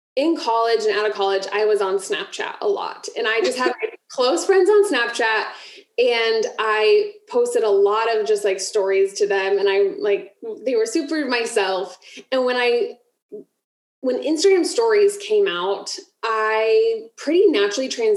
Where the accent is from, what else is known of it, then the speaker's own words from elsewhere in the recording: Ohio, United States; moved away as an adult; now in Florida, United States; we moved from Ohio to Florida. And so that market of like, I had never left Ohio. That was like my pool of people that I grew up with and went to college and high school with.